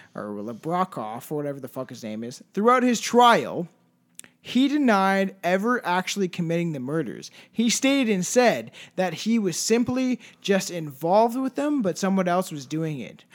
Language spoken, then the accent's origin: English; Paris, Ontario, Canada; also born or lived in Brantford, Ontario; Paris is, like, a little tiny town full of drugs that I grew up